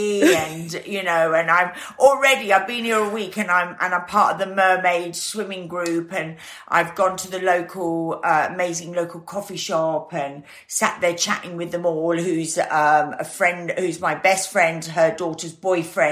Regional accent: Stellenbosch, Western Cape, South Africa; also born or lived in Guernsey; I moved to South Africa, and I lived on a wine farm outside Stellenbosch

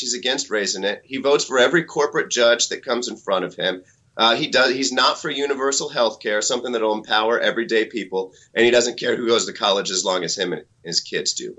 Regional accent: Missouri, United States; I grew up in Missouri

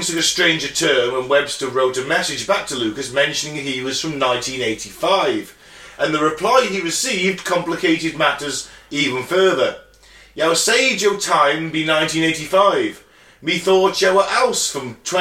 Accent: Dawley, West Midlands, United Kingdom; I'm from Dorley, I've lived in Dorley all my life.

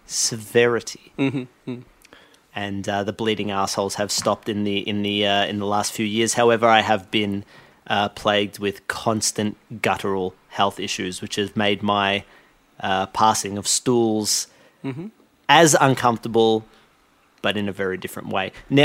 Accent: Alabama, United States; accent: Alabama; I'm from Alabama, hence the heavy accent. I was born and raised in Alabama around darts.

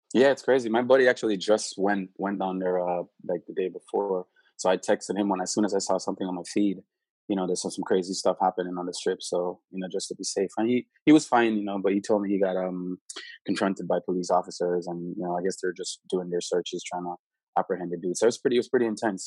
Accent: Saint Elizabeth, Jamaica; now in California, United States; growing up in St. Elizabeth

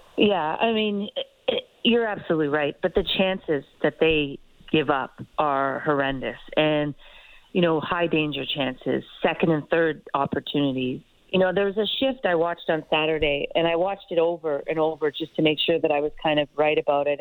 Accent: Toronto, Ontario, Canada; I I grew up here in Toronto

